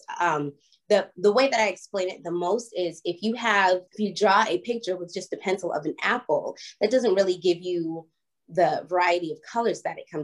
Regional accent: Boston, Massachusetts, United States; moved away; also born or lived in Los Angeles / Atlanta; I was born and raised in Boston

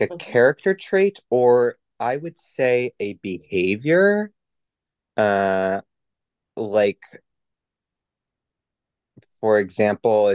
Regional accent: Massachusetts, United States; I was born and raised in Massachusetts, in New England, in the United States

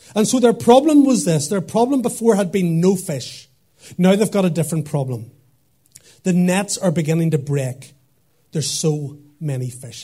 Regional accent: Portadown, Northern Ireland, United Kingdom; moved away as an adult; also born or lived in Lurgan / Dublin; now in Craigavon, United Kingdom; I'm from Portadown

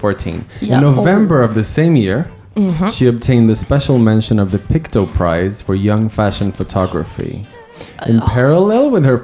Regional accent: Sweden; now in Tokyo, Japan; We say the curtains in Sweden.

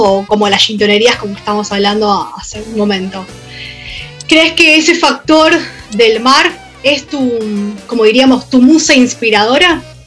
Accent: Argentina; nosotros como argentinos

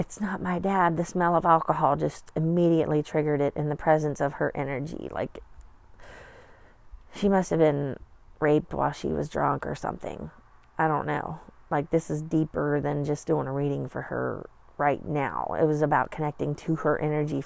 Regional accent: Appalachia, United States; we came from Appalachia

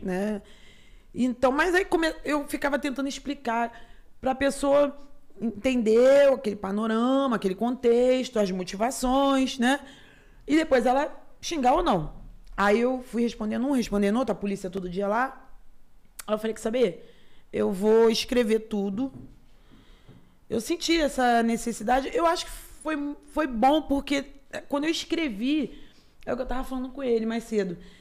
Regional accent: Rio de Janeiro, Brazil; eu já nasci, eu já no Rio Comprido mesmo

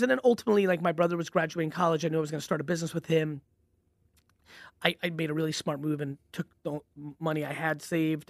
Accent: Edison, New Jersey, United States; also born or lived in Belarus / Queens, New York; where I grew up was Edison, New Jersey

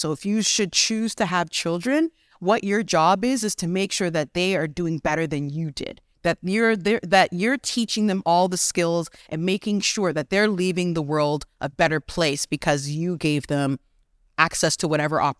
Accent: Canada; also born or lived in Ghana; So because I was born in Ghana, and came to Canada as I was small, my mom's always been an entrepreneur.

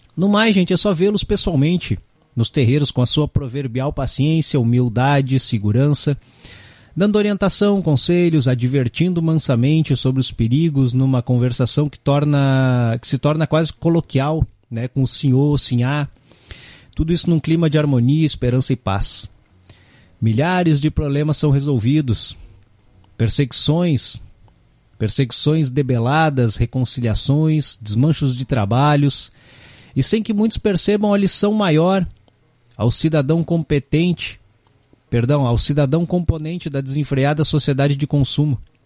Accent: Brazil; somos brasileiros nas nossas veias corre sangue misturado de tudo quanto é raça

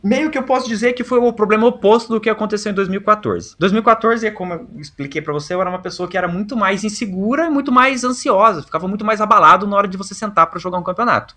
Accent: Londrina, Paraná, Brazil; eu sou de Londrina

